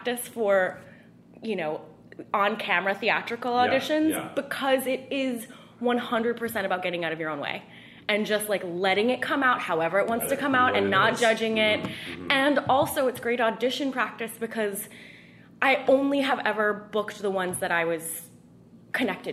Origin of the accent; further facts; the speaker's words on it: Northern California, United States; I'm from Northern California.